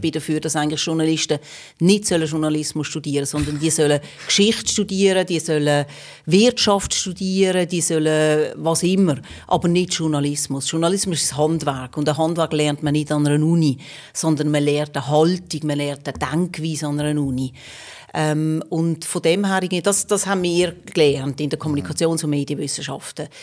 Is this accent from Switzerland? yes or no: yes; Magden, Aargau, Switzerland; moved away as an adult; also born or lived in Basel / Rome; Ich bin im Fricktal aufgewachsen, in Magde